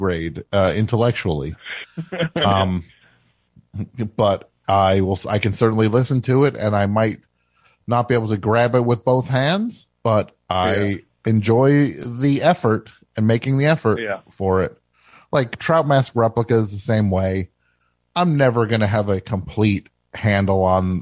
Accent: New Jersey, United States; I am from New Jersey

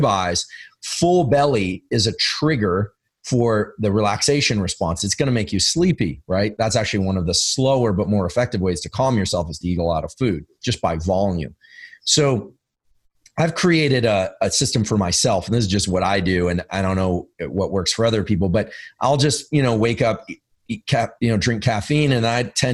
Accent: Silicon Valley, California, United States; I'm from Silicon Valley. I live in Silicon Valley.

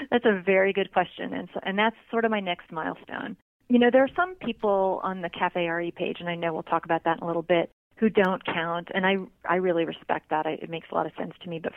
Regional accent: Annapolis, Maryland, United States; also born or lived in Germany; I grew up in two places. I grew up just outside of Annapolis, Maryland, and also uh, on an Air Force base in Germany, where I started drinking, as a matter of fact.

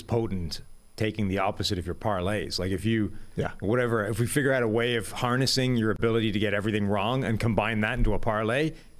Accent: California, United States; For me, it's you guys, since I'm from Southern California.

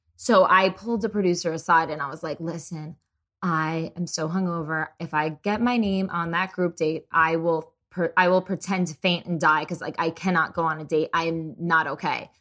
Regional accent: New Jersey, United States; now in Dallas, United States; I'm from New Jersey

